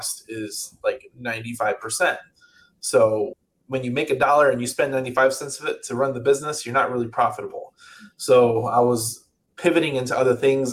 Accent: outside Chicago, Illinois, United States; also born or lived in Atlanta, Georgia; now in California, United States; I live in California. I grew up outside Chicago. I lived in Atlanta for 6 years, and I've been in California for two

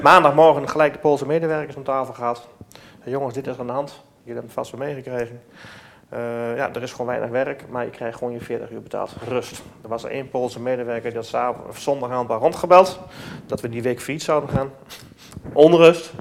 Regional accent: Netherlands; wij zijn zelf ook Nederlanders

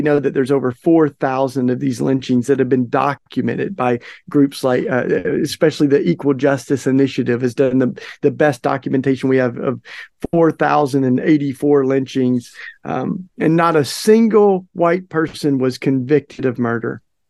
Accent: East Tennessee, United States; I grew up in East Tennessee

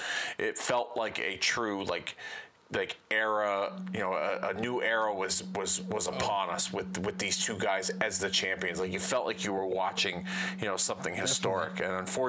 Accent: Hartford, Connecticut, United States; my hometown of Hartford

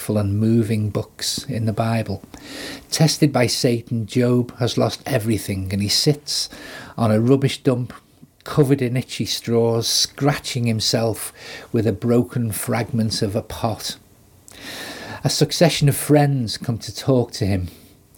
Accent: Liverpool, North West England, United Kingdom; as a Scouser, it's in my DNA to make witty or sarcastic comments

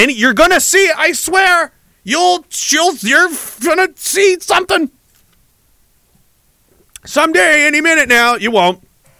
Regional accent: Nova Scotia, Canada; Short long since I grew up in Nova Scotia. I learned about Louis Riel in school.

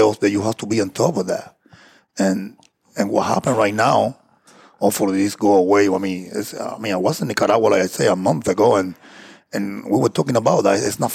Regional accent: Cuba; accent: Cuban; English is a second language; moved away as an adult; also born or lived in Wisconsin, United States; now in United States

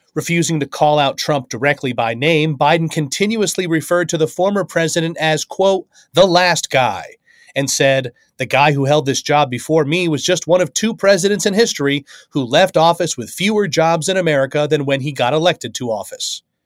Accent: United States; as an American

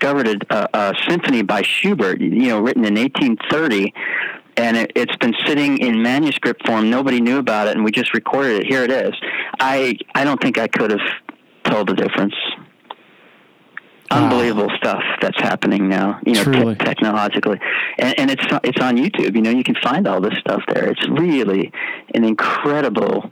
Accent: suburb of New York City, United States; moved away; I grew up in New York City the suburb of New York City

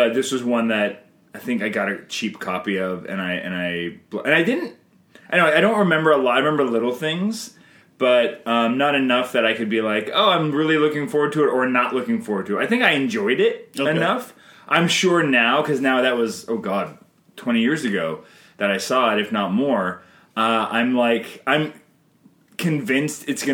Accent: Canada; I'm Canadian filmmaker

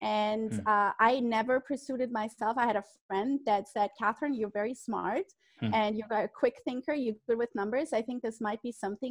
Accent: Germany; English is a second language; moved away as an adult; now in Miami, United States; I came from Germany as an au pair

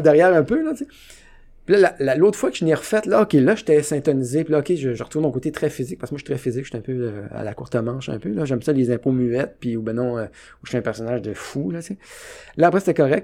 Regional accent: Trois-Pistoles, Quebec, Canada; je viens de Trois-Pistoles

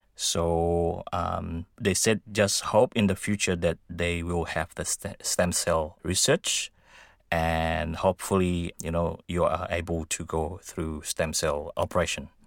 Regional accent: Indonesia; now in Australia; I came from Indonesia.

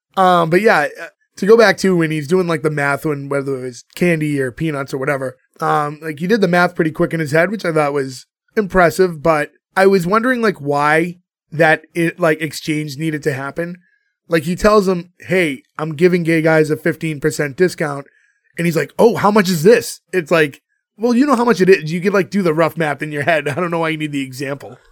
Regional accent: Boston, Massachusetts, United States; we're all from Boston.

